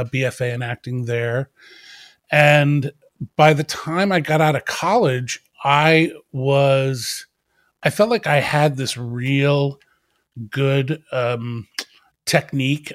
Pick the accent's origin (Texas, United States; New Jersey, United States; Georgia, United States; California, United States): New Jersey, United States; Wardstown; I grew up in South Jersey in a little town called Wardstown